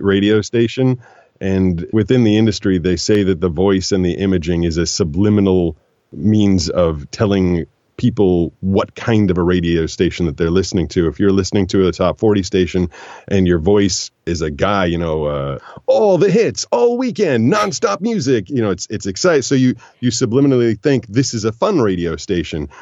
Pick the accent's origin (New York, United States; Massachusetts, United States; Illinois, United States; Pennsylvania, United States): Massachusetts, United States; Boston; moved away as an adult; growing up in Boston, growing up in the Northeast